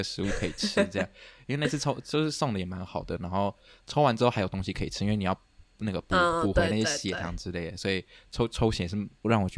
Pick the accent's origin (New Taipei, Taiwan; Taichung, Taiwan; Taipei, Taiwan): Taichung, Taiwan; 我不住台北，我不知道。我是都是去那种车，对不对？我是台中人，我们有个巴士